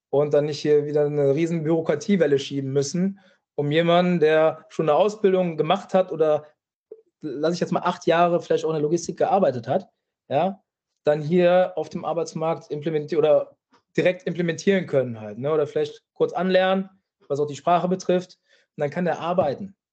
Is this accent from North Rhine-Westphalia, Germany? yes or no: yes; Düsseldorf, North Rhine-Westphalia, Germany; für den ersten FC Köln äh, als Düsseldorfer. Äh, ja, kann man sich natürlich fragen, warum ich das gemacht habe.